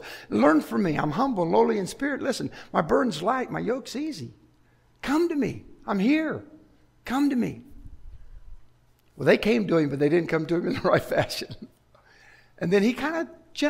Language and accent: English; Chicago, Illinois, United States; I grew up in Chicago on Lake Michigan